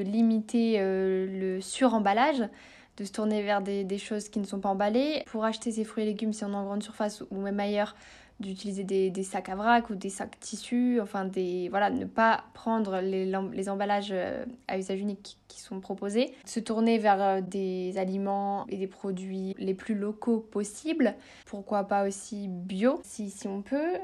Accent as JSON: {"language": "French", "region": "north of France", "country": "France", "moved": "yes", "said": "j'habite dans le sud de la France, mais je suis originaire du nord de la France"}